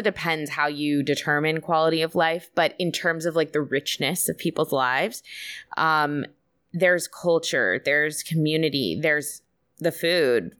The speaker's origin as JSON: {"language": "English", "country": "United States", "said": "as an American coming"}